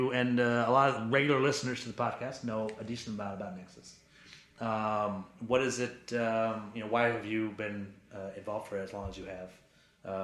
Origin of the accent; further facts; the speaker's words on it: Maine, United States; Growing up in Maine, there were very, very few of my neighbors and the kids going to public school in Maine with me on the board of their family foundation.